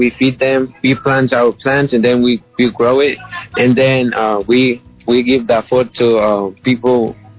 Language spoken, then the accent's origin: English; Guatemala; now in United States; When I came from Guatemala